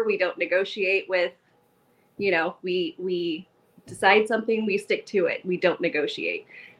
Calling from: Dayton, Ohio, United States

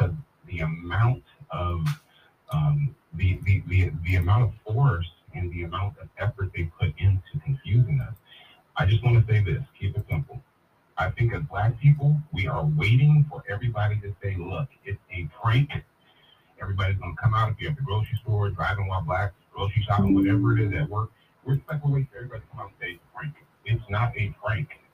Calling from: Fresno, California, United States; I'm calling from California, Central Valley

